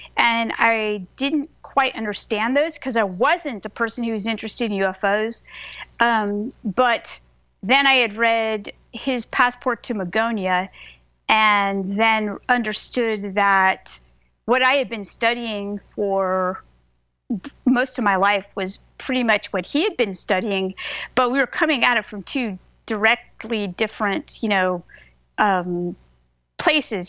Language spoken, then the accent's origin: English; California, United States; also born or lived in Bay Area, California / Folsom Lake, California; now in Southern United States; I'm a professor of religion, and I grew up in California